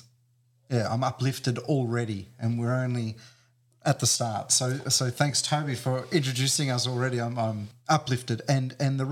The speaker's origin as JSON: {"language": "English", "town": "Preston", "region": "Victoria", "country": "Australia", "tie": "born or raised there", "said": "I grew up in Preston to migrant parents"}